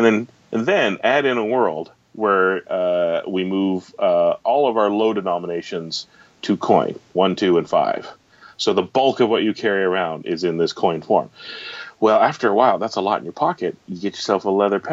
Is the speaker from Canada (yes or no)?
yes; Canada; being a Canadian